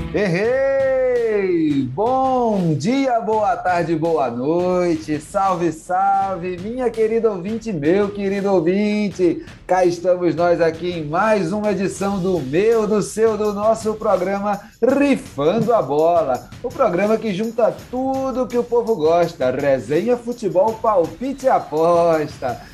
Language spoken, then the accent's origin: Portuguese; João Pessoa, Paraíba, Brazil; lá na minha terra, lá em João Pessoa